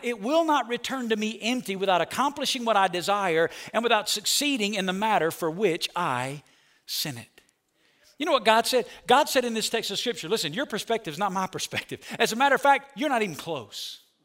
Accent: Alabama, United States; I'm from Alabama. When you grow up in Alabama

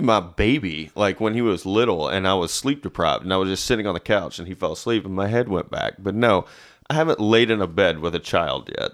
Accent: Nashville, Tennessee, United States; also born or lived in Madison, Tennessee; I'm from Nashville. Uh, I currently live in Madison, which some would not consider Nashville.

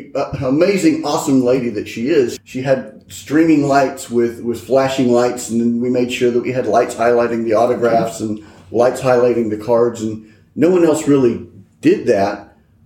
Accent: Texas, United States; I'm Texas. I'm born and raised in Texas

